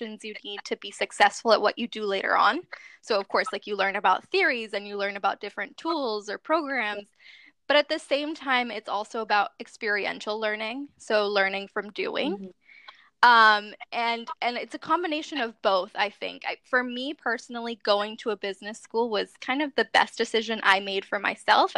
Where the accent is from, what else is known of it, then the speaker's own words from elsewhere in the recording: Boston, Massachusetts, United States; also born or lived in Venezuela; I was raised here in the States in Boston